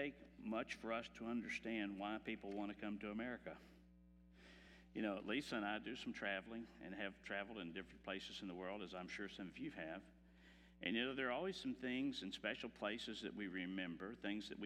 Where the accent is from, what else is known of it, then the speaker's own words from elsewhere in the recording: Texas, United States; I am from Texas